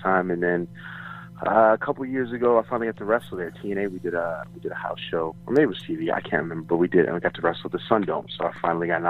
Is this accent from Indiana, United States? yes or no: no; New York City, New York, United States; moved away; also born or lived in Florida / Tampa, Florida; Originally from New York. I was born and raised in Queens. I moved to Florida. I went to high school in Florida.